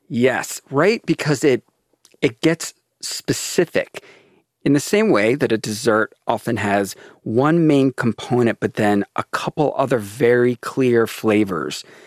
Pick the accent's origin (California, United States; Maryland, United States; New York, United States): Maryland, United States; I grew up in Maryland